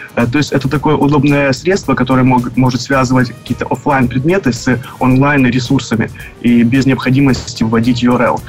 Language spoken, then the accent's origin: Russian; Dnipro, Dnipropetrovsk Oblast, Ukraine; moved away as an adult; now in Vancouver, Canada; я приехал в Канаду три года назад – из Украины, город Днепропетровск